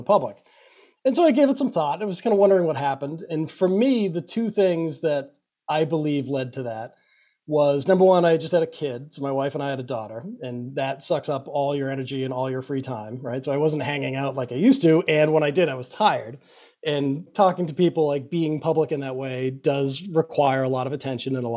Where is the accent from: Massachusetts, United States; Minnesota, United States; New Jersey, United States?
Massachusetts, United States; Quincy; I grew up in Quincy, Massachusetts, right? It was just on the southern border of Boston.